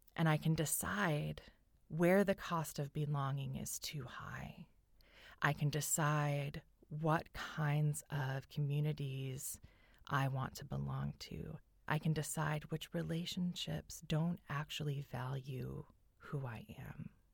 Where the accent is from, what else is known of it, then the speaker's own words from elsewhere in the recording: California, United States; I grew up in California